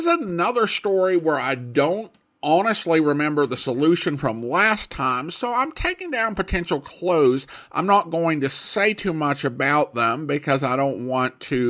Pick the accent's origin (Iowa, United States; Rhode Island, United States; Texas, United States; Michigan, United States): Michigan, United States; I grew up and live in the Upper Peninsula of Michigan